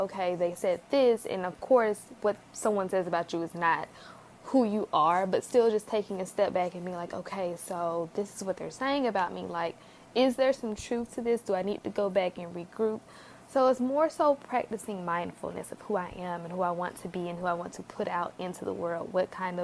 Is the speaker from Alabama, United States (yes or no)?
yes; Alabama, United States; I am from Alabama